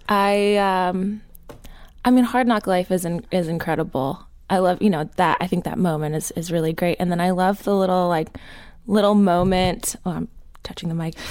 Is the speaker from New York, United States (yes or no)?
no; New Jersey, United States; I grew up in Jersey